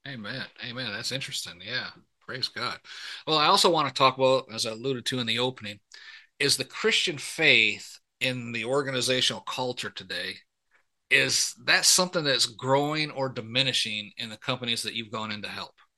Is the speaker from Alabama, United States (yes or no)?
no; about forty miles north of Detroit, Michigan, United States; I grew up in Michigan, so you know, yeah, about mm-hmm. about forty miles north of Detroit